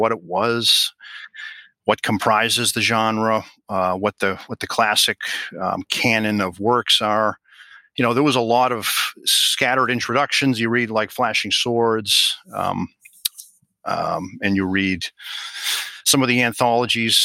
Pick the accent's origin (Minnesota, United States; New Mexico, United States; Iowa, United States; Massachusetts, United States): Massachusetts, United States; Reading; my hometown of Reading, Massachusetts